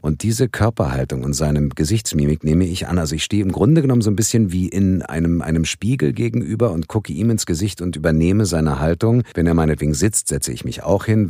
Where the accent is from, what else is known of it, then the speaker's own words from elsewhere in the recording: Berlin, Germany; ich bin in Westberlin aufgewachsen